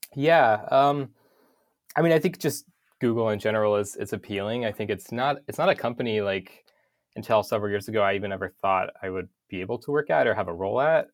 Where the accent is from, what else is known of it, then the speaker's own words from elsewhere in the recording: North Idaho, United States; I grew up in North Idaho, um, in a town of five hundred people